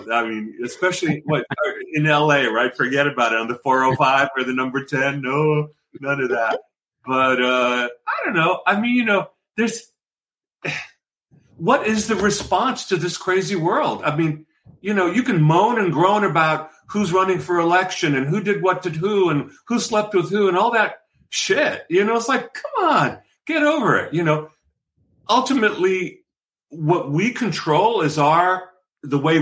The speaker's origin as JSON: {"language": "English", "town": "New York City", "region": "New York", "country": "United States", "tie": "born or raised there", "said": "I'm just this kid from the Bronx"}